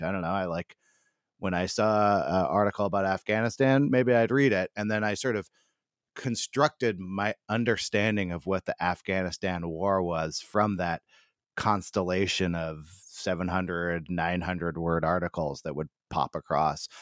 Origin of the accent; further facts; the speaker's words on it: United States; as an American